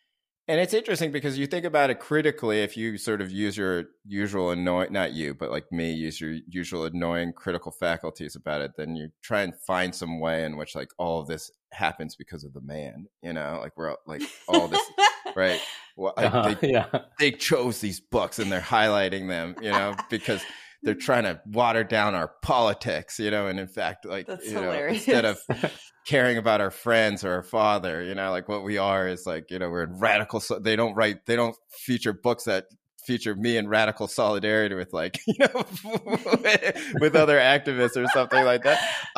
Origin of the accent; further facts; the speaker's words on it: Scarsdale, New York, United States; maybe sometimes my life was not as easy as it was for my white classmates growing up in Scarsdale, New York.